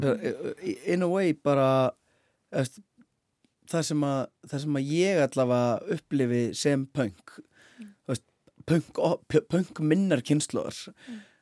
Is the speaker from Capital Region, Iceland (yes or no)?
no; Akureyri, Northeastern Region, Iceland; moved away; ég er náttúrulega frá akurir í grunninn